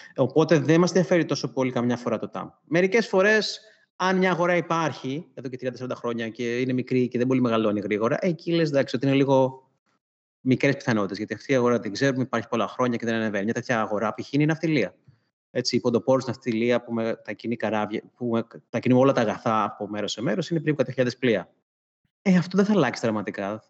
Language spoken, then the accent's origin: Greek; Sparta, Peloponnese, Greece; moved away; also born or lived in Athens; μεγάλωσα σε Σπάρτη